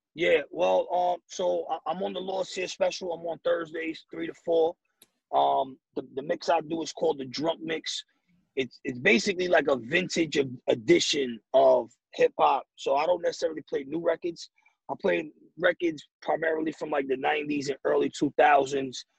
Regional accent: New York City, New York, United States; I'm from the Bronx

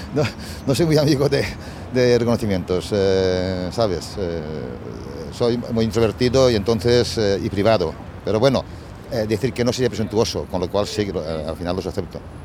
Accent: La Safor, Valencian Community, Spain; moved away as an adult; also born or lived in United States; now in Milan, Italy; yo nací en la Safor, en un ambiente rural

